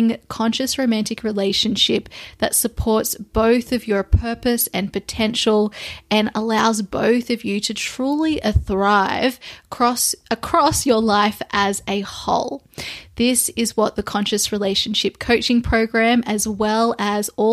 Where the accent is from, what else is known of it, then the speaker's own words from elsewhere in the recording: Sydney, New South Wales, Australia; also born or lived in London / Lisbon; I have recently arrived back into my hometown in Sydney, Australia